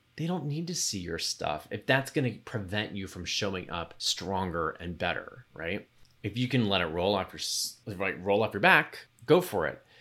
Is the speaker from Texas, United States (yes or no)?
yes; Texas, United States; a young gay kid growing up in Texas